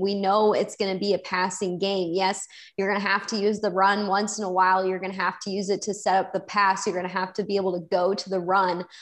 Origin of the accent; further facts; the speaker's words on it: Chicago, Illinois, United States; I grew up in Chicago and was born and raised to be a Chicago Bears fan